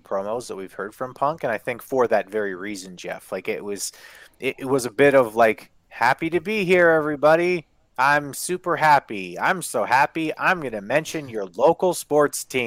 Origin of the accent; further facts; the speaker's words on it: Winnipeg, Manitoba, Canada; also born or lived in Saskatoon; I'm from Winnipeg. But I lived in Saskatoon for a year